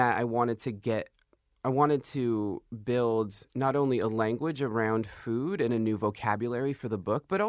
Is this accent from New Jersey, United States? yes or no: no; California, United States; I'm from an Indian reservation outside of San Diego.